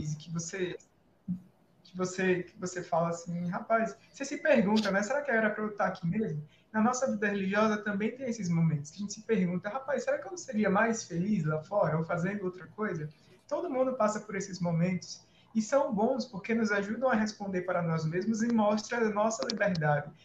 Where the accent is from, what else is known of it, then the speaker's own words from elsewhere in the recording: Maceió, Alagoas, Brazil; moved away as an adult; also born or lived in Natal; Eu sou natural de Maceió, que é a capital do estado de Alagoas